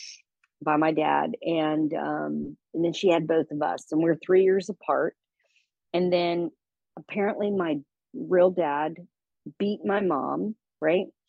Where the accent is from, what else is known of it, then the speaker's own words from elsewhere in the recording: Texas, United States; moved away as an adult; I moved as far away from Texas as I could